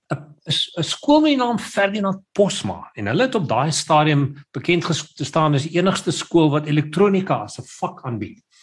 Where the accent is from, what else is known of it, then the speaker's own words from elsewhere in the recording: Pretoria, Gauteng, South Africa; moved away as an adult; now in Cape Town, South Africa; my ma het 'n blomwinkel gehad toe sy in Pretoria gewerk het. So sy sê ek het in die in die, in die blomwinkel groot geword